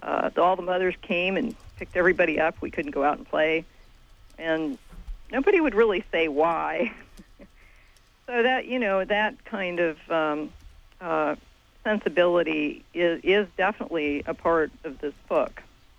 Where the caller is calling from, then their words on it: Tennessee, United States; I'm in Tennessee right